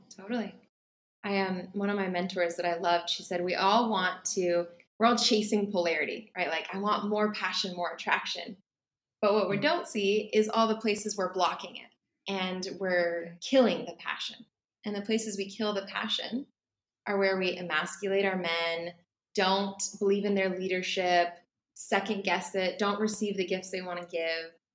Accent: California, United States; moved away as an adult; now in Bali, Indonesia; I'm originally from California, the US, but right now I live in Bali.

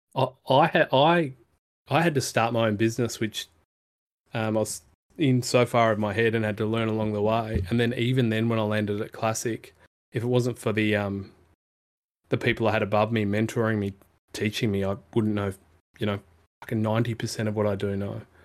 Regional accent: Perth, Western Australia, Australia; I grew up in Perth

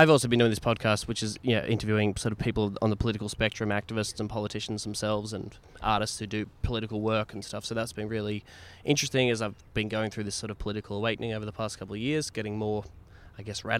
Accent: Warrnambool, Victoria, Australia; now in Melbourne, Australia; I was going home from Melbourne to my hometown of Warrnambool to see my parents.

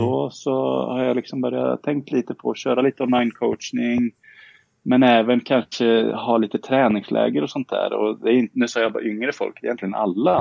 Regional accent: Karlskoga, Örebro County, Sweden; also born or lived in Tibro; Jag är uppvuxen i Karlskoga

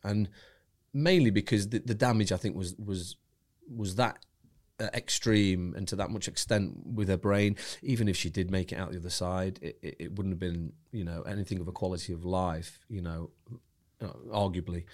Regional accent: Wigan, North West England, United Kingdom; moved away; I was born, born in Wigan, uh, Lancashire.

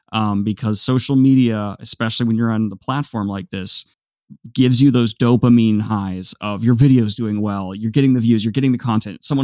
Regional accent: Virginia, United States; also born or lived in Columbus, Ohio; came back uh, home to Virginia.

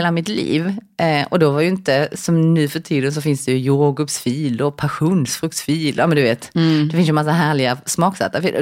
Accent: South Korea; now in Sweden; när jag växte upp i Korea då åt ju vi, ja, men till frukost till exempel så åt man en skål med ris

